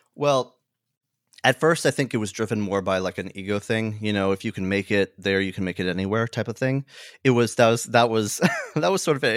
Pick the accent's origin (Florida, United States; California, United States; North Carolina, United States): California, United States; Hemet; I grew up in a town called Hemet. Uh, it's a it's a smaller town in Southern California